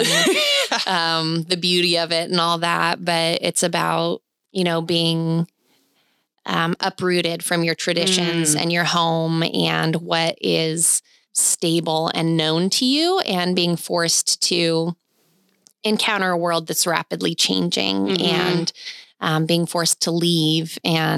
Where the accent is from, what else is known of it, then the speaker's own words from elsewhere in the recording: Oregon, United States; moved away; I'm from Oregon originally.